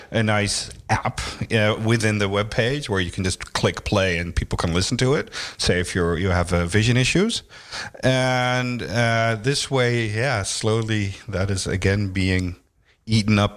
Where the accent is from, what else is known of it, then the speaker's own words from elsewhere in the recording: Amsterdam, North Holland, Netherlands; I've been living most of my life here in Amsterdam.